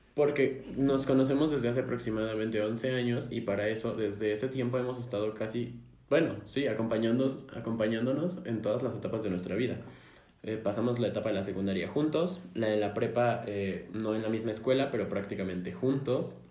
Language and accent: Spanish; Mexico City, Mexico; somos chilangos nacidos y, y criados, nacidos y criados en la Ciudad de México